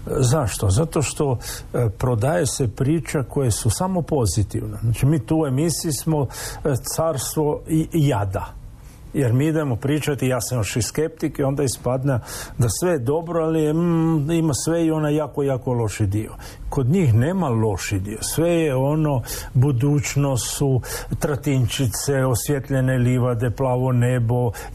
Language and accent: Croatian; Croatia; kod nas u Hrvatskoj